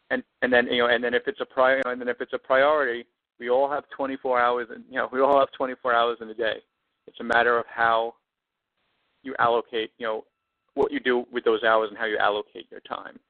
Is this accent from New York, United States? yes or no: yes; New York City, New York, United States; moved away as an adult; now in Los Angeles, United States; I'm originally from Brooklyn. Canarsie is the neighborhood that I was mm-hmm. born and that I was born and raised in, and Brooklyn is where I'm from